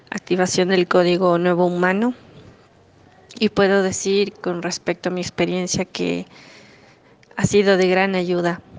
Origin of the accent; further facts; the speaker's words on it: Ecuador; soy de Ecuador